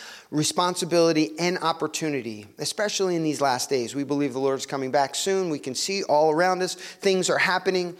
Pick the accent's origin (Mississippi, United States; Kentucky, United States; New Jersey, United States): New Jersey, United States; Cherry Hill; moved away as an adult; now in Guadalajara, Mexico; I grew up in Cherry Hill. I'm a Jersey boy. I'm a South Jersey boy.